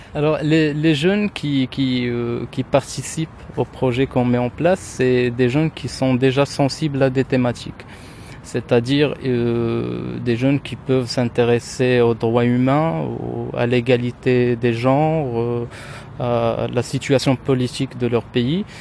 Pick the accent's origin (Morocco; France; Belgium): Morocco; Rabat, Rabat-Salé-Kénitra; French is a second language; moved away as an adult; now in Tangier, Morocco; je suis marocain, je suis originaire de, la ville de Rabat, je suis né à Rabat et j'habite depuis deux ans maintenant à Tanger